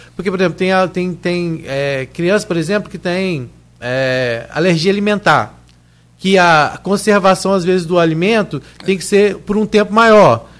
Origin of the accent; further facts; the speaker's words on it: Grussaí, Rio de Janeiro, Brazil; Eu realmente sou de Gruçaí